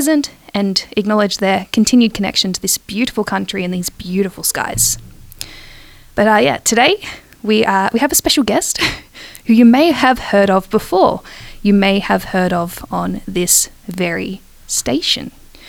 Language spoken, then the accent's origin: English; Wangaratta, Victoria, Australia; Yes, Wang.